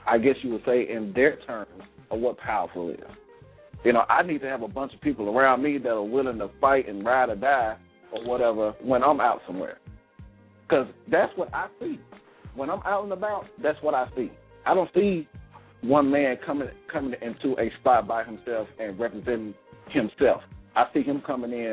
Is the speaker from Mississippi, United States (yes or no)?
yes; Columbus, Mississippi, United States; my hometown, Columbus, Mississippi